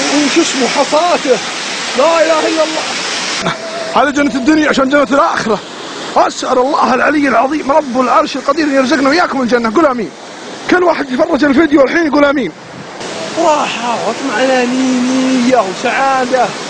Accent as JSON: {"language": "Arabic", "country": "Saudi Arabia", "said": "عندنا في السعوديه"}